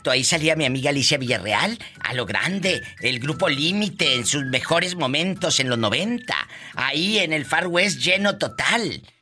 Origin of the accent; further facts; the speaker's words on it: Santa Cruz Tacache de Mina, Oaxaca, Mexico; yo nací en Oaxaca.